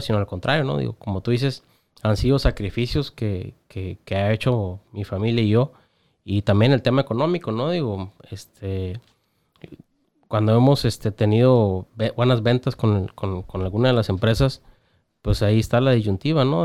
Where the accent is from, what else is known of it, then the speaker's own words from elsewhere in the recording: Tijuana, Baja California, Mexico; yo soy bien tijuanense y amo mi ciudad